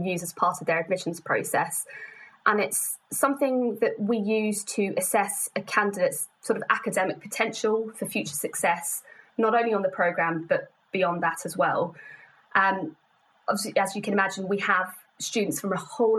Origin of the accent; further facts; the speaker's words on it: London, United Kingdom; I was born in London, so it's very much home to me.